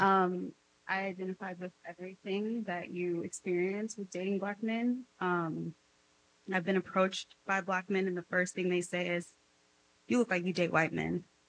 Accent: Beverly Hills, California, United States; accent: Cali girl; I grew up in Beverly I have a Cali girl accent.

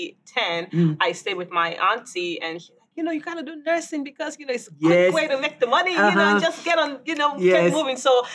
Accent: Nigeria; also born or lived in Indiana, United States; I was born in Indiana, but I grew up in Nigeria.

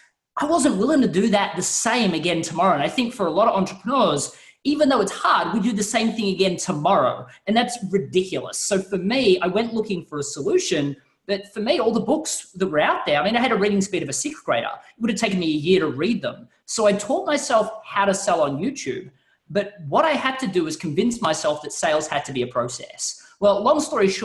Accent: Australia; you can tell by the accent, I'm not quite from the United States. And in Australia

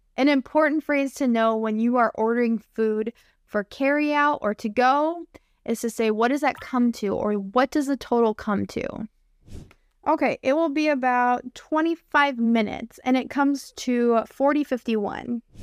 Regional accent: United States; I'm an American English teacher

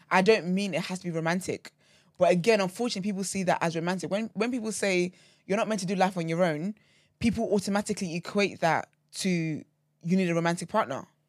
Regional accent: Nigeria; moved away; growing up in Nigeria, right, um, so my granddad was Muslim

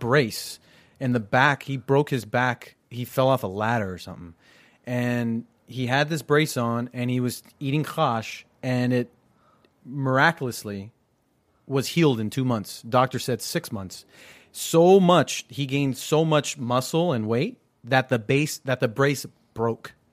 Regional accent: United States; I'm third generation born here

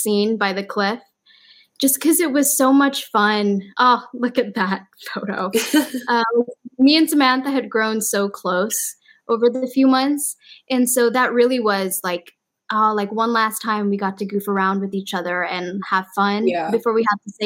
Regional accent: Malaysia; moved away; I'm from Malaysia

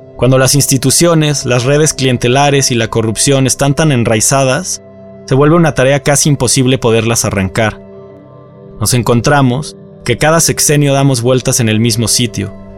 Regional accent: Mexico; lo que nos mantiene como mexicanos

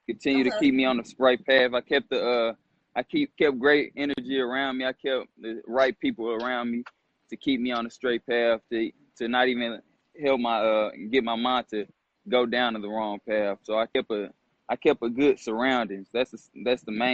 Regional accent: DeSoto, Texas, United States; moved away as an adult; also born or lived in Albuquerque, New Mexico / Indianapolis / Canada / Tokyo; I'm from DeSoto, Texas

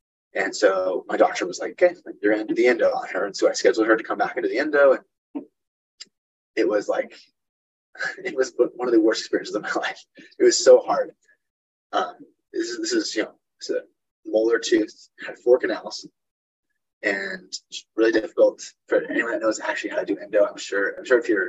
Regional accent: Utah, United States; moved away as an adult; now in Nebraska, United States; I'm moved from Utah, where I grew up, to Nebraska

